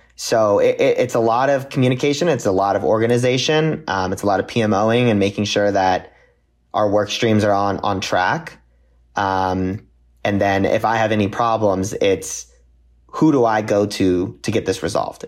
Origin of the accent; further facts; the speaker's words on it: Santa Clarita, California, United States; also born or lived in Ohio; now in Los Angeles, United States; I grew up, born and raised in Santa Clarita, California.